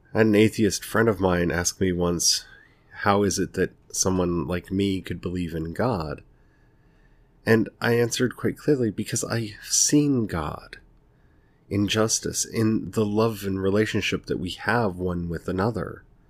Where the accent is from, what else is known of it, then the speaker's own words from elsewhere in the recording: United States; I'm speaking here from the United States